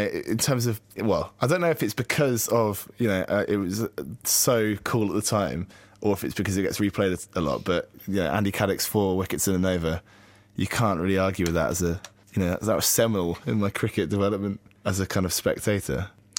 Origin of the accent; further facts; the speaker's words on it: Warwickshire, West Midlands, United Kingdom; I was born in Warwickshire.